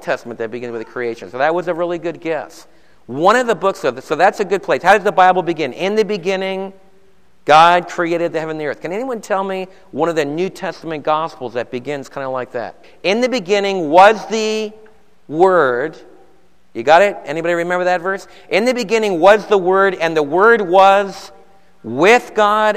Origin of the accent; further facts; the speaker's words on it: Summit, New Jersey, United States; I was born in Summit, New Jersey